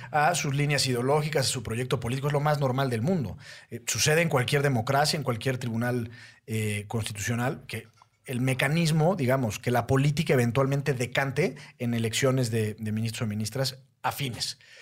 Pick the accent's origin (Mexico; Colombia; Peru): Mexico